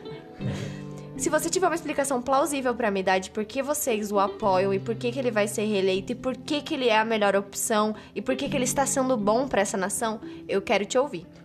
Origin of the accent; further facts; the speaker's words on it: Mato Grosso do Sul, Brazil; now in Curitiba, Brazil; a gente é do Mato Grosso do Sul. A gente tá em Curitiba.